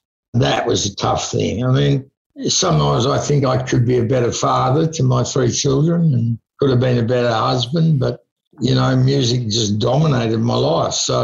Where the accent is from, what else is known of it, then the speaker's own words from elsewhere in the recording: Launceston, Tasmania, Australia; also born or lived in Melbourne; now in Sydney, Australia; I moved from Launceston to Melbourne to Sydney and I look back and I sometimes think, you know, I wonder what it had been like if I had gone to Los Angeles or London in the 70s and set up there.